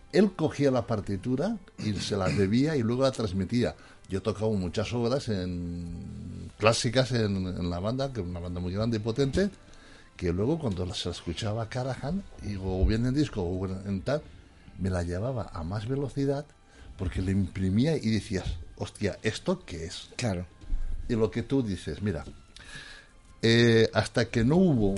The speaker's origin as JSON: {"language": "Spanish", "region": "Valencian Community", "country": "Spain", "tie": "born or raised there", "said": "en mi pueblo yo soy un pueblo músico, de los mejores músicos que hay en el mundo, de ahí de Valencia"}